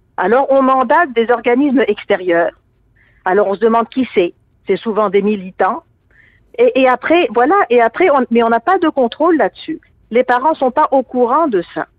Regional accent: Tunisia; now in Quebec, Canada; je suis d'origine tunisienne

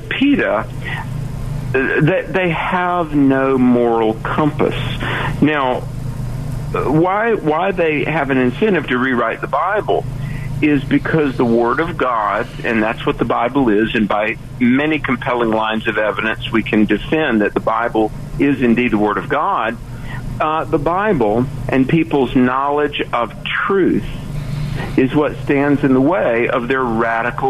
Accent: North Carolina, United States; I'm from the East Coast, I'm from North Carolina

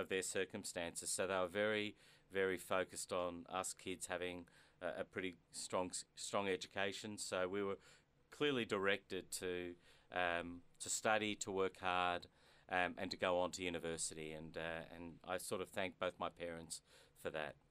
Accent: Melbourne, Victoria, Australia; I was born in Melbourne mm-hmm. to immigrant parents

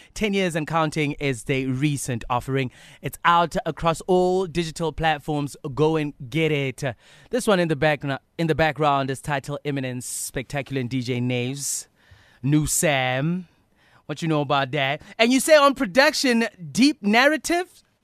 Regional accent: Bloemfontein, Free State, South Africa; you were in my hometown this past weekend. How was Bloem

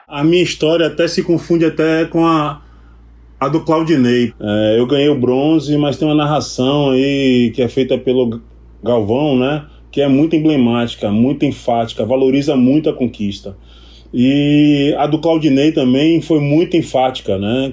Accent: Salvador, Bahia, Brazil; sou daqui de Salvador, Bahia.

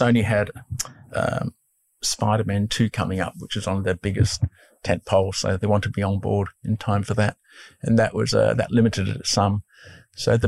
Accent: Scotland, United Kingdom; moved away; also born or lived in Brentwood; I was born in Scotland

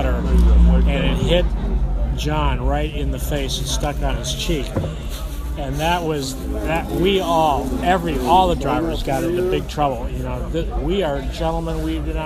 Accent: Chicago, Illinois, United States; I was born and raised in Chicago

